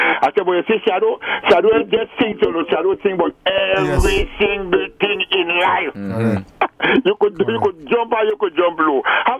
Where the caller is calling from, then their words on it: Tobago, Trinidad & Tobago; Tobago calling that.